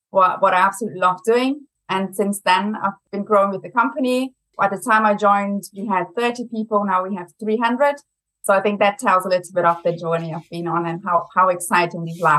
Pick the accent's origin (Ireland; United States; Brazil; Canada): Brazil; accent: German; English is a second language; now in United Kingdom; I'm originally from Brazil, but I have a very German accent. So I also have to say I'm half German.